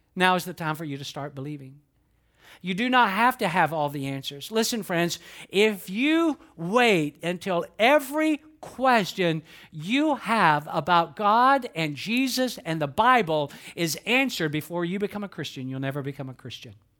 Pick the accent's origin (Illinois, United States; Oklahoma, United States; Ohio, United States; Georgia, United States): Georgia, United States; North; I'm from North Georgia